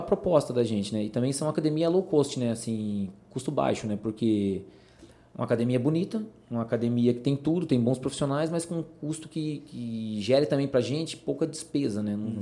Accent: Salto, São Paulo, Brazil; also born or lived in Paraná; eu vim pequeno, pequeno para Salto, né? É, me estabeleci aqui.

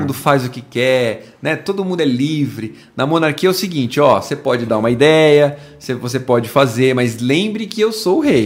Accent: Brazil; Nós somos brasileiros

